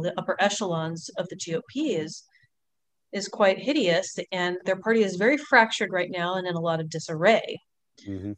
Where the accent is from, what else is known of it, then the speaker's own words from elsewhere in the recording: Longview, Texas, United States; also born or lived in New Orleans, Louisiana / Houston, Texas / Pasadena, Texas; now in California, United States; I spent most of my time in Longview, which is northeast Texas